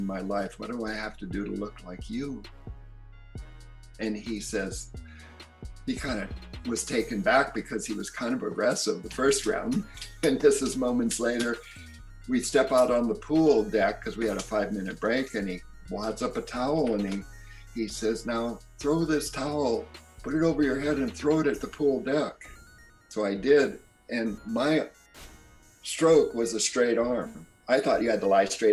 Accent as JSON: {"language": "English", "area": "Maui", "region": "Hawaii", "country": "United States", "moved": "yes", "said": "I'm coming from Maui"}